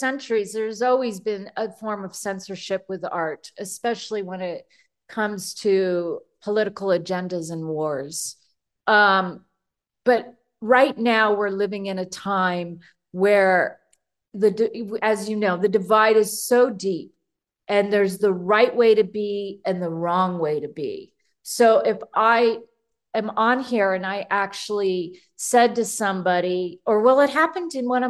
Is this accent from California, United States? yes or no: yes; California, United States; I grew up in the San Fernando Valley in California